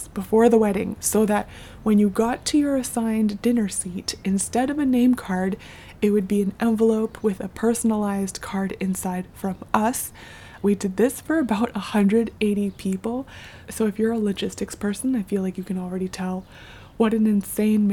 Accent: Canada; I'm born and raised in North America, specifically Canada

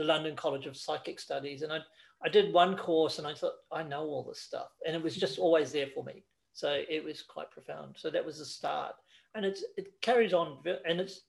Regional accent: New Zealand; moved away; I went back to New Zealand, because I'm originally from New Zealand

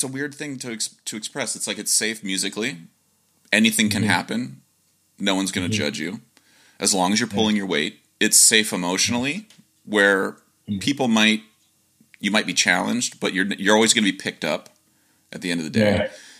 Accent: Ohio, United States; I grew up in Ohio

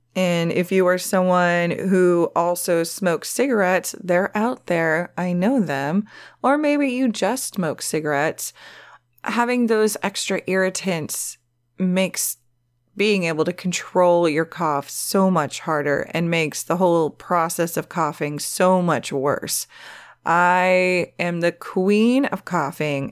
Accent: the Valley, California, United States; accent: Valley girl; It's a Valley girl thing because I'm from the Valley

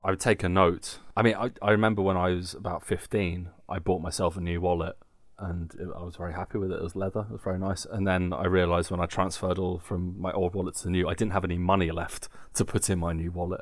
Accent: England, United Kingdom; now in Germany; as English people

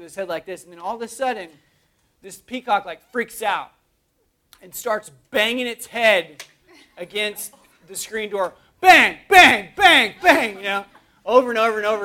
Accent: Oklahoma, United States; growing up, I grew up in Oklahoma, and in Oklahoma, there's not a whole lot there other than, like, dust

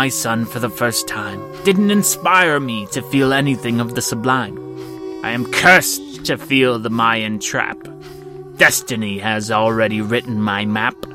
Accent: Kalamazoo, Michigan, United States; from Kalamazoo, Michigan.

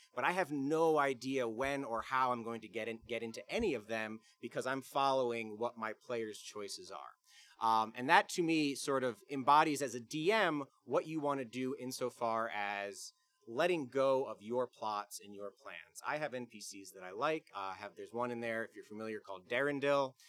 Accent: Bluffton, South Carolina, United States; I'm from Bluffton, South Carolina

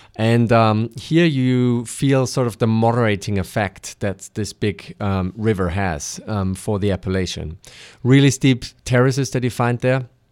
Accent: Austria; I am from Austria

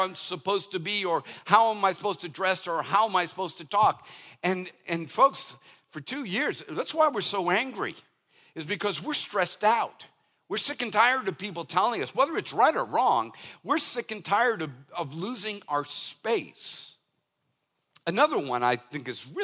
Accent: Boston, Massachusetts, United States; now in Hollywood, South Carolina, United States; I'm from Boston

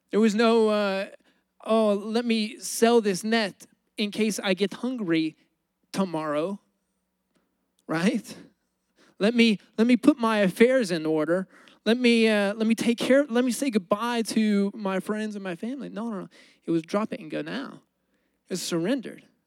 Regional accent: United States; I'm an American

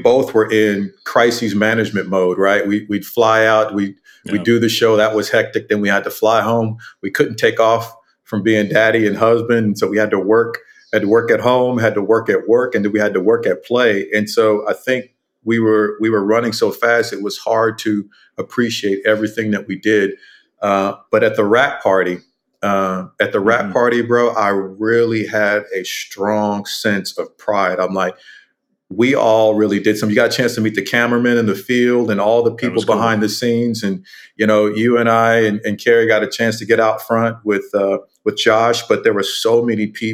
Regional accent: Bay Area, California, United States; moved away; also born or lived in Austin, Texas; even though I'm from California, I'm from the Bay Area

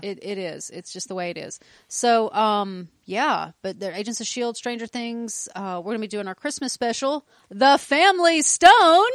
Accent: the South, United States; We are from the South

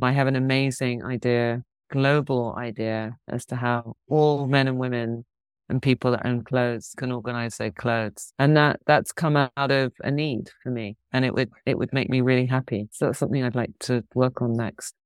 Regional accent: London, United Kingdom; moved away; also born or lived in Hong Kong; I grew up in London

